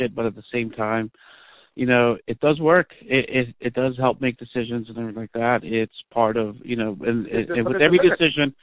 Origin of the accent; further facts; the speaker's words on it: New York, United States; I grew up in New York